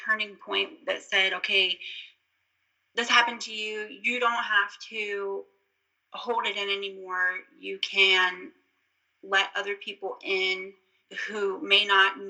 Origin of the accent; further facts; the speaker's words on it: Virginia, United States; also born or lived in Florida; I'm from Florida, and we moved to Virginia when I was almost 9 years old